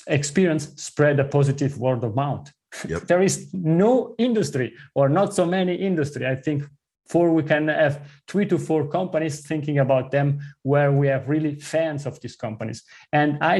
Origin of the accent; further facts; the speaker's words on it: southern part of Switzerland, southern Switzerland, Switzerland; first language Italian; English is a second language; moved away as an adult; also born or lived in Zurich, Switzerland; As you listen from my accent, I grew up in the southern part of Switzerland. My mother tongue is Italian